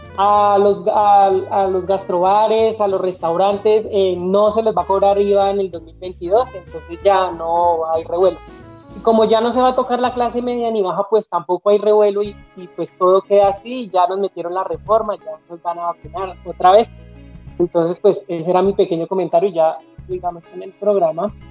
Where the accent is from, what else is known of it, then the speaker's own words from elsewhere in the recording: Colombia; nosotros como colombianos